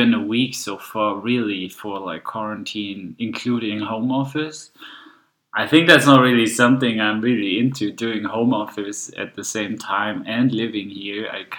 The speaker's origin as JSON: {"language": "English", "town": "Rotenburg", "region": "Lower Saxony", "country": "Germany", "tie": "born or raised there", "also_born_or_lived": "Hanover, Germany / Bochum, Germany", "second_language": "English", "moved": "yes", "lives_now": "Fürth, Germany", "said": "Coming from the north, I was born in Rothenburg-Wümme. So Wümme is the river because they're two different Rothenburgs, actually. And then I moved to Hanover later, and then I moved to Bochum, which is on the in the west of Germany"}